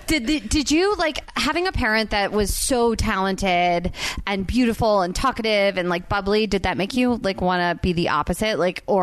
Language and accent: English; New Jersey, United States; moved away; I was from Jersey